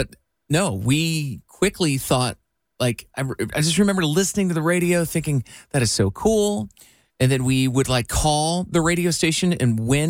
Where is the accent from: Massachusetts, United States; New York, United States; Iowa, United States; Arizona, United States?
Iowa, United States; I grew up in Iowa